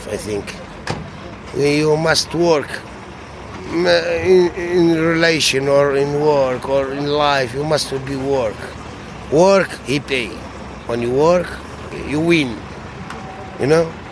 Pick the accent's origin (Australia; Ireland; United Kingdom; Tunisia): Tunisia; English is a second language; moved away as an adult; now in Belgium; From Tunisia. From Tunisia.